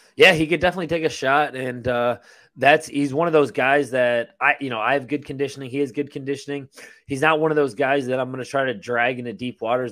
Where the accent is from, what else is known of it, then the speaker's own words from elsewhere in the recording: Buffalo, New York, United States; moved away as an adult; now in Tampa, United States; I grew up in Buffalo